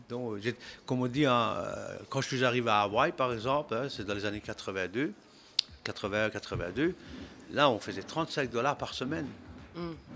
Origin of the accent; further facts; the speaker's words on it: Belgium; moved away as an adult; also born or lived in United States; Je suis né en Belgique